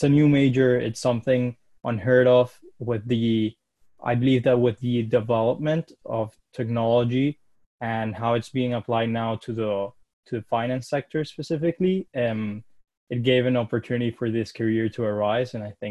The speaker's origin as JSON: {"language": "English", "town": "Caracas", "region": "Capital District", "country": "Venezuela", "tie": "born or raised there", "moved": "as an adult", "said": "I was born in Caracas, Venezuela, and I lived there my whole life"}